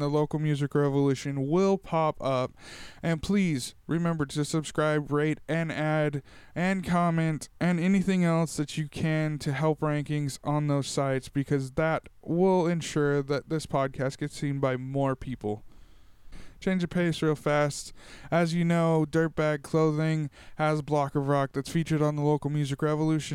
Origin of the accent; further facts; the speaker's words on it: Tulare, California, United States; my hometown of Tulare